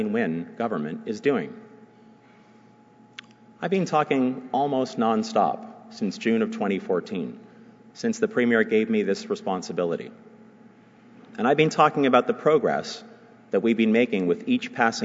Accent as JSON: {"language": "English", "town": "Toronto", "region": "Ontario", "country": "Canada", "tie": "born or raised there", "also_born_or_lived": "Vaughan, Ontario", "said": "I am a lifelong resident of this region. I was born in Etobicoke in 1973. We lived there, my family and I, until I was about 15 when we moved up to Vaughan"}